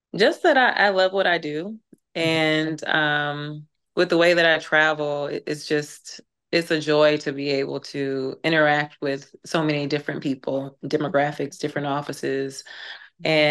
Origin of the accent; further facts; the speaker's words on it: Birmingham, Alabama, United States; moved away as an adult; also born or lived in Tennessee / New York / Georgia; growing up in the South, born and raised in Alabama